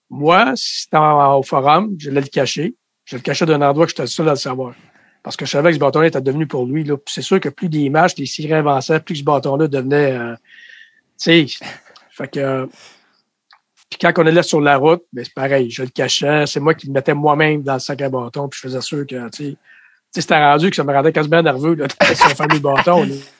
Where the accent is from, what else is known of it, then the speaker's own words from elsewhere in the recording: Trois-Rivières, Quebec, Canada; also born or lived in Lac-aux-Sables, Quebec / Montreal, Quebec; je viens de, de Trois-Rivières, mais j'ai été presque élevé au Lac-aux-Sables en Mauricie